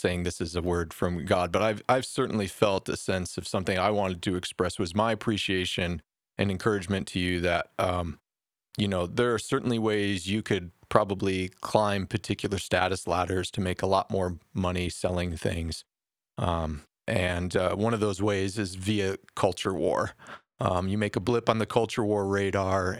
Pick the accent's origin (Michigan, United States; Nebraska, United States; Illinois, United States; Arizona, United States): Michigan, United States; Detroit; I grew up in Detroit playing street ball